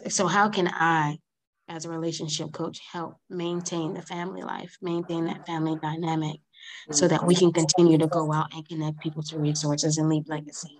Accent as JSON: {"language": "English", "region": "New Jersey", "country": "United States", "moved": "yes", "said": "I'm originally from New Jersey."}